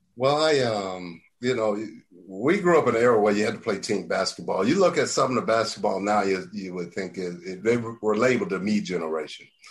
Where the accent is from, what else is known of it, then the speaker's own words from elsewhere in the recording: Marietta, Georgia, United States; moved away as an adult; also born or lived in Knoxville, Tennessee; I'm from Marietta